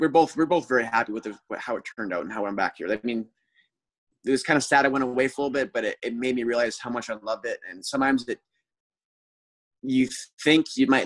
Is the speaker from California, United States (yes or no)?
yes; California, United States; also born or lived in Edmonton, Alberta, Canada; So my parents moved there when I was 10. I moved down with them when I was young.